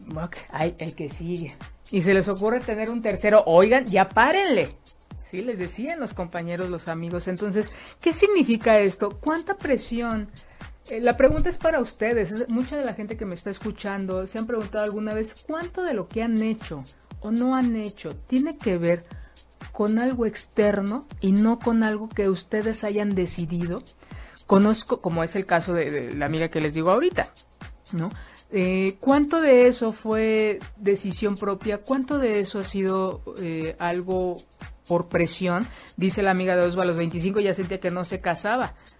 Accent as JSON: {"language": "Spanish", "country": "Mexico"}